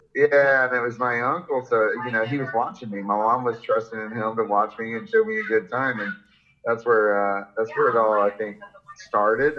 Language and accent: English; Jacksonville, Florida, United States; I grew up in Florida, uh, Jacksonville, Florida